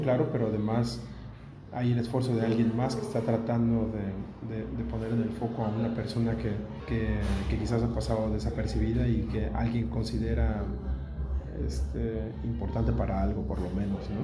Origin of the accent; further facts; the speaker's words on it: Mexico; moved away as an adult; now in Berlin, Germany; Soy un periodista mexicano, nacido en México y ahora naturalizado alemán. Vivo desde hace 16 años en, Berlín